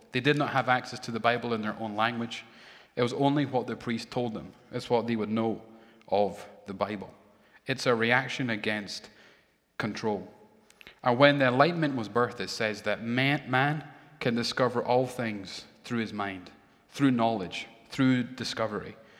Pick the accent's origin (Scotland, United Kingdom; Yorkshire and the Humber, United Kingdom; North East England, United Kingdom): Scotland, United Kingdom; Edinburgh; born or raised there; moved away